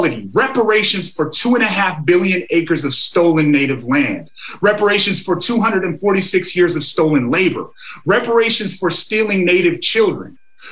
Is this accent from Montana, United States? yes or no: yes; Amskapi Pikuni Nation, Montana, United States; I come from the Amskapi Pukani Nation.